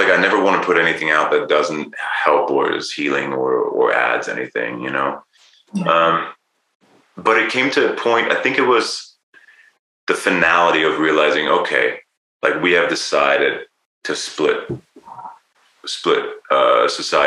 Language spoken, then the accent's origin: English; Germany; also born or lived in United Kingdom / Los Angeles, United States; now in Bend, United States; I was born in Germany